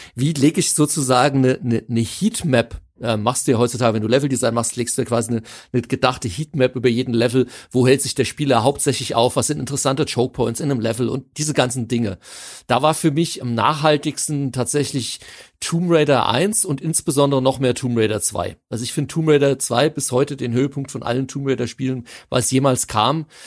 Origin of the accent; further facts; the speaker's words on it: Hanau, Hesse, Germany; für mich als gebürtiger Hanauer